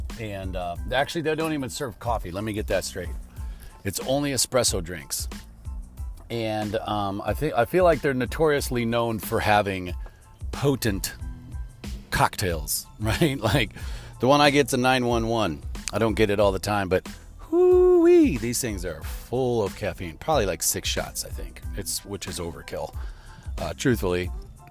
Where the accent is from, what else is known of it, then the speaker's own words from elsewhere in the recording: Chicago, Illinois, United States; I'm from Chicago and that's how we drive